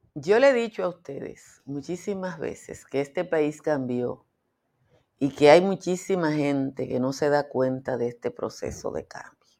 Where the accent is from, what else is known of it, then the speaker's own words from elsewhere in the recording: Nizao, Peravia, Dominican Republic; Yo soy de Nizao